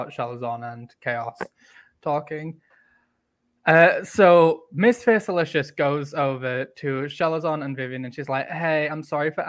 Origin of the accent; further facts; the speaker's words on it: England, United Kingdom; being English